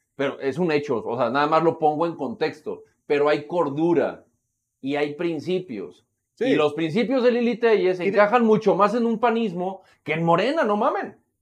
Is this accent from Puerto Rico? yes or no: no; Mexico